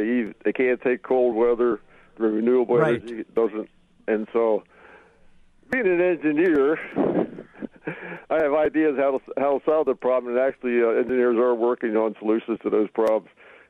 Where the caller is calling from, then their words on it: Hawthorne, Wisconsin, United States; also born or lived in Eden Prairie, Minnesota; I'm calling from Eden Prairie right now, but we've had about 20 inches of snow over in Hawthorne